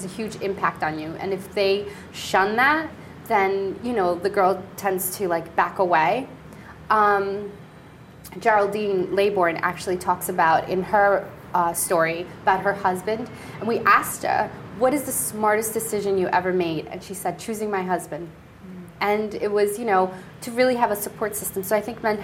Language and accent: English; Colombia; moved away; I was born in Colombia, Hispanic